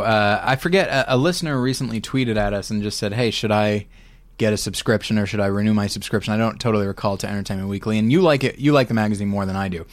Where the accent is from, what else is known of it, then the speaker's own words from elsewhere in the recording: United States; proud of being an American